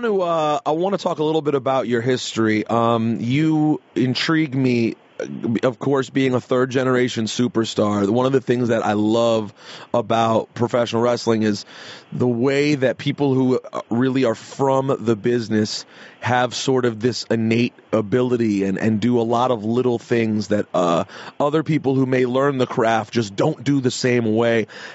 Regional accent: United States; now in New York, United States; I'm originally from Washington, but I love living in New York because of the crowd that you get at wrestling shows.

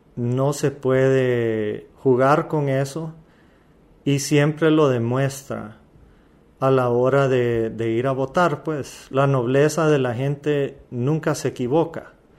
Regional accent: Valle de Ángeles, Francisco Morazán, Honduras; Yo soy de Valle de Ángeles, un pueblo lindo.

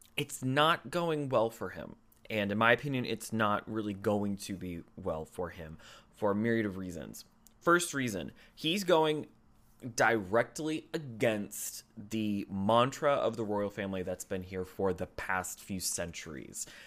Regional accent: United States; I am an American. I am not a citizen of the United Kingdom.

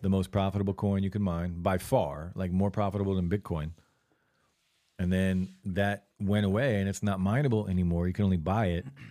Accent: Lakewood, United States; growing up in Lakewood

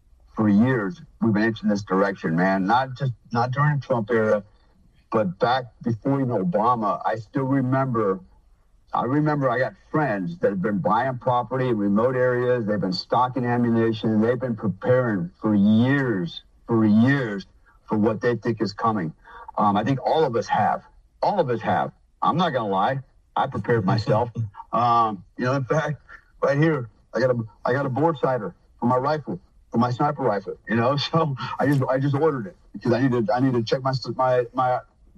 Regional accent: United States; I'm an American, first of all.

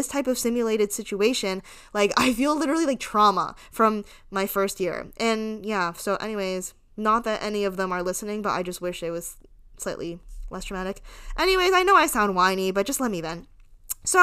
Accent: United States; I was born in America, so this is kind of all I've ever known

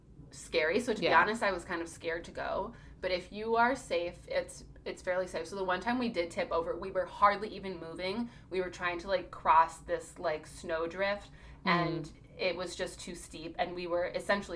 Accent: Chicago, Illinois, United States; now in Minnesota, United States; I grew up in the city of Chicago until I was in, like, second grade, and then we lived in the suburbs, but the suburbs of Chicago are so sprawling and urban.

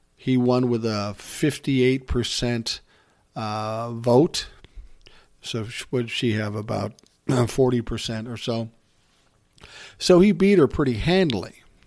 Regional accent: Minnesota, United States; he's from my home state

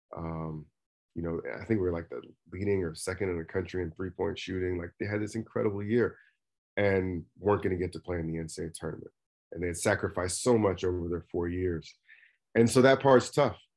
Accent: Oakland, California, United States; also born or lived in Missoula, Montana; born and raised in Oakland, California.

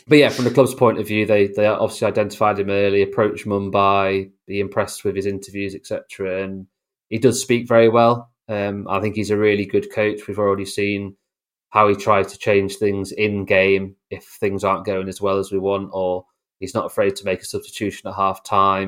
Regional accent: York, Yorkshire and the Humber, United Kingdom; also born or lived in Oxford; I was born in Oxford, but, uh, when I was about, I don't know, one, one and a half, we actually moved up to York

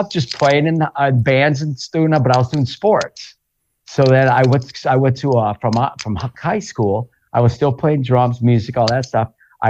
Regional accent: Lawler, Iowa, United States; now in Los Angeles, United States; I was born close to where hay fields are, because I'm from Iowa. I'm from a small town in Northeast Iowa, called Lawler, Iowa.

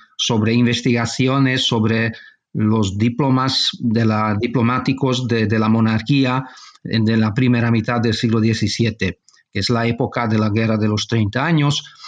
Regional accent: Budapest, Hungary; also born or lived in Barcelona, Spain; nací en España, en Barcelona. Mi padre es, es, eh, español, mejor decir catalán. pero yo cuando era niño, mis padres marcharon a vivir a Hungría y toda mi formación tuvo lugar en, en Hungría, en Budapest

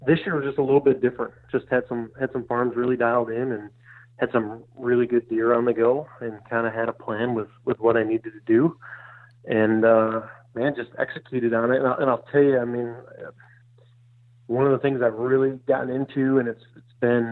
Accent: Michigan, United States; moved away as an adult; also born or lived in New York; now in Iowa, United States; I grew up in Michigan

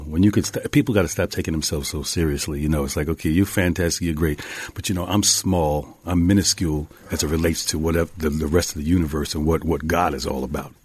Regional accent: Mount Vernon, New York, United States; I'm this kid from Mount Vernon, from up the street, right outside of the Bronx

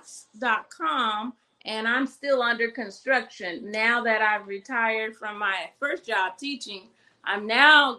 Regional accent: Louisiana, United States; now in California, United States; I'm from Louisiana originally. I moved out to California.

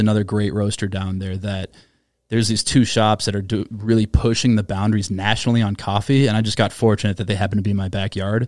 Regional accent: Minnesota, United States; I'm from Minnesota

